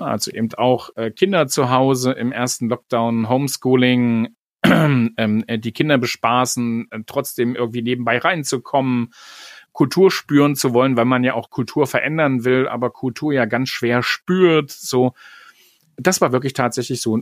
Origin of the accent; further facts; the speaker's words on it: Magdeburg, Saxony-Anhalt, Germany; moved away; Ich bin ja in Magdeburg groß geworden